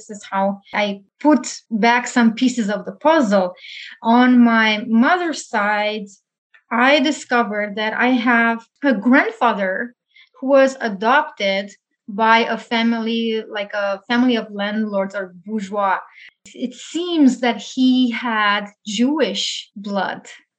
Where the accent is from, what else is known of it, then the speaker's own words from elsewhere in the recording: South-East Romania, Romania; moved away as an adult; now in Toronto, Canada; And I come from Romania, where I lived since I was born for 36 years. And then I moved to Canada in 2017. I'm currently living in Toronto with my husband.